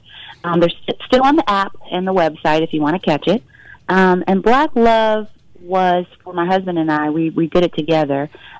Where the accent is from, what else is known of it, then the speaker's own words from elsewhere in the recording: Fort Worth, Texas, United States; also born or lived in Washington, D.C.; I mean, I'm from Fort Worth, Texas, but my whole family went to Howard.